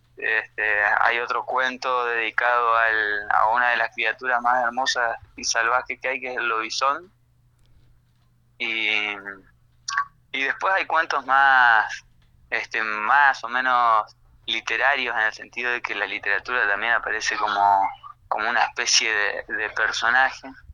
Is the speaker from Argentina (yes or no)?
yes; Resistencia, Chaco, Argentina; moved away as an adult; now in Buenos Aires, Argentina; Yo soy chaqueño, nacido en Resistencia